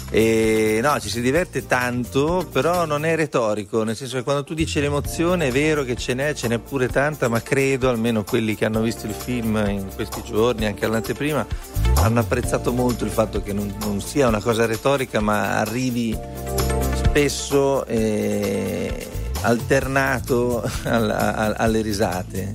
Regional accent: Emilia-Romagna, Italy; Noi siamo emiliano-romagnoli

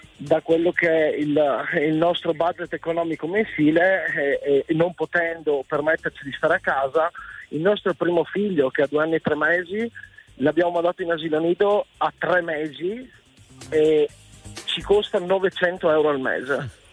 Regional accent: Pordenone, Friuli-Venezia Giulia, Italy; Di Pordenone

